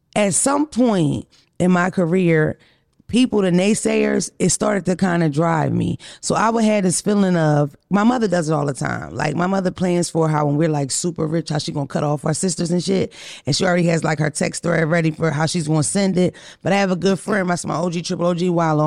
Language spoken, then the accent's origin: English; Philadelphia, Pennsylvania, United States; I'm from Philly